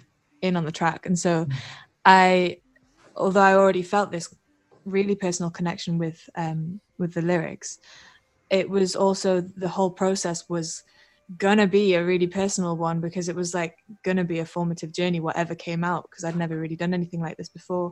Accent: Newcastle upon Tyne, North East England, United Kingdom; I'm from Newcastle, north of England. And that's kind of where I started out

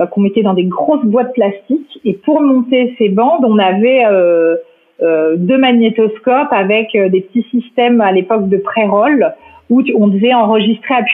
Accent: Paris, Île-de-France, France; moi j'ai grandi à Paris, euh, j'ai eu euh, euh, une scolarité assez normale, bourgeoise, rive gauche, montaigne

